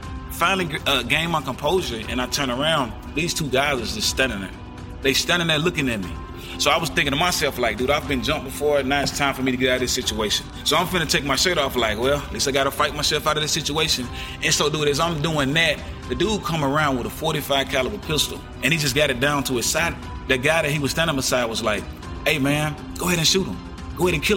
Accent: Jackson, Tennessee, United States; I'm a positive artist out of my hometown of Jackson, Tennessee. I'm from the east side of Jackson, Tennessee

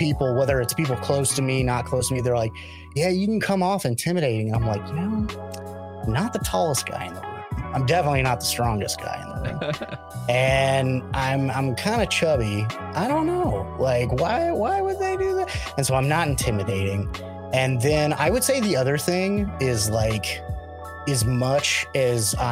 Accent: Christian County, Southwest Missouri, United States; moved away; I grew up in Southwest Missouri and specifically Christian County.

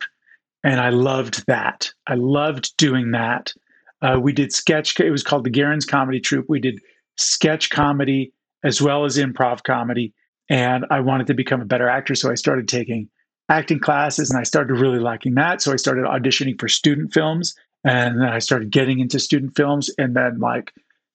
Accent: Southern New Jersey, United States; moved away as an adult; also born or lived in Chicago, Illinois / Utah; I was born in Chicago and then moved to Southern New Jersey

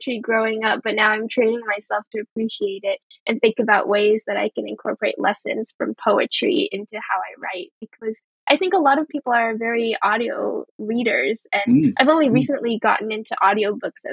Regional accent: United States; English is a second language; also born or lived in Oxford; my family immigrated to the US when I was very young

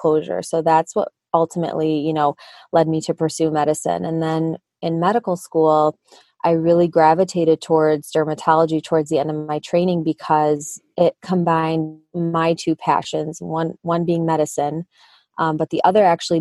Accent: Michigan, United States; accent: Midwest; I was born and raised in Michigan. So shout out to my Midwest accent.

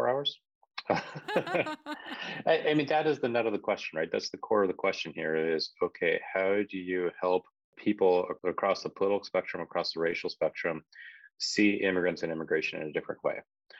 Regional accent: Salinas, California, United States; and I ended up really growing up in Salinas, California, which was then a community of probably about 50,000 people, majority of whom were, you know, either Mexican or white.

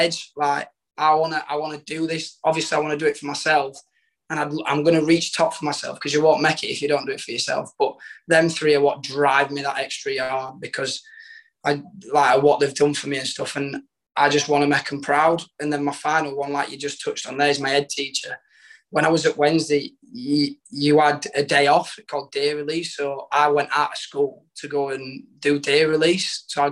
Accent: Rotherham, Yorkshire and the Humber, United Kingdom; So I moved on to Rotherham. Obviously, with being my hometown

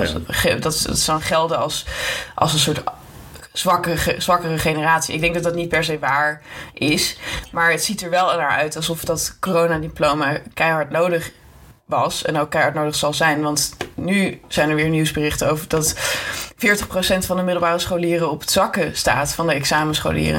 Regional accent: Amsterdam, North Holland, Netherlands; now in Utrecht, Netherlands; ik kom wel uit Amsterdam

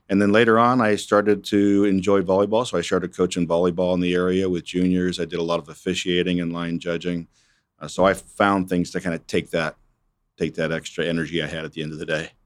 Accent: Erie, Pennsylvania, United States; moved away as an adult; now in Wichita, United States; I grew up in Erie, Pennsylvania, uh, born back in nineteen sixty-four

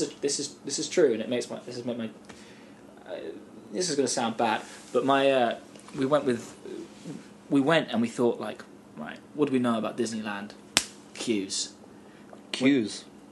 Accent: London, United Kingdom; Born and raised in London. Wimbledon, like sort of greater London.

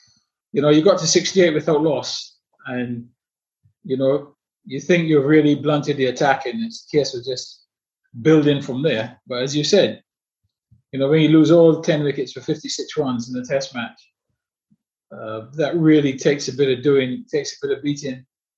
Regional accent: England, United Kingdom; I know exactly how long it really took me to acclimatize as an English player to conditions in Australia

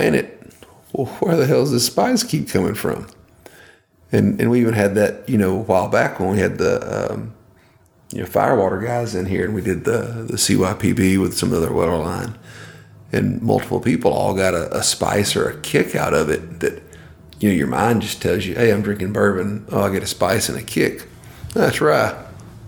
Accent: Podunk, Georgia, United States; I grew up in Podunk, Georgia. We got 30,000 people in the whole county.

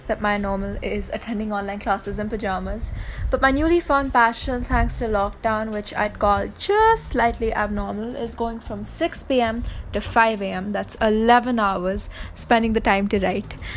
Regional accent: India; English is a second language; I'm … from India

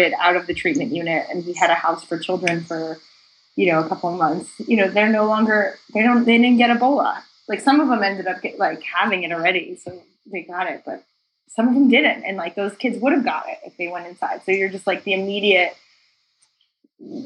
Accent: New Jersey, United States; I grew up in New Jersey. So it's like 30 miles outside of Manhattan.

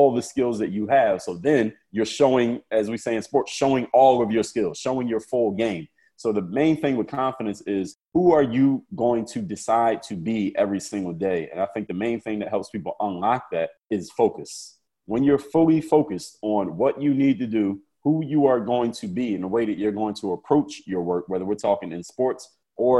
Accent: Philadelphia, Pennsylvania, United States; my hometown of Philadelphia, Pennsylvania

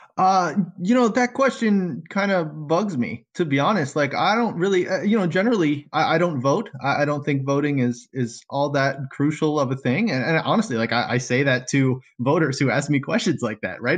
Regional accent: South Florida, United States; moved away as an adult; now in Michigan, United States; I'm new to this area in Michigan. I'm from South Florida

